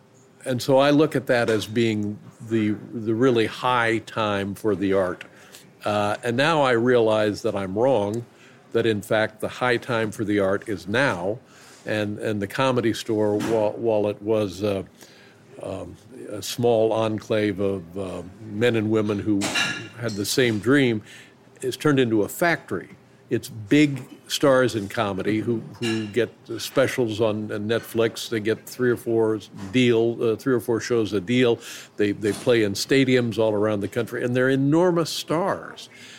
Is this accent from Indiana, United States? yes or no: yes; Indianapolis, Indiana, United States; now in Los Angeles, United States; I can remember being in Los Angeles and being stunned by it because I came from Indianapolis.